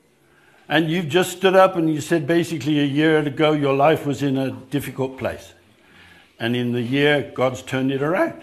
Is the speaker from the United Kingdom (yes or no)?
yes; England, United Kingdom; moved away as an adult; now in South Africa; I grew up in England